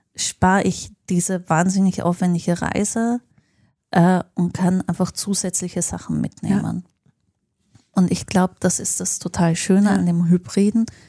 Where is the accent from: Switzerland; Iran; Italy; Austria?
Austria; Linz, Upper Austria; now in Berlin, Germany; in meiner Heimatstadt in Linz